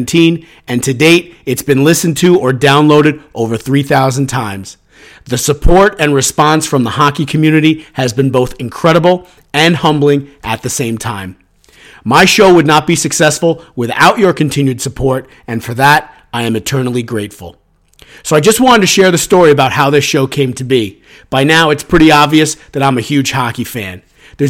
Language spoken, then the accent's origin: English; Suffern, New York, United States; Growing up in Suffern, I have very fond memories of packing the bleachers of Sportorama on Friday nights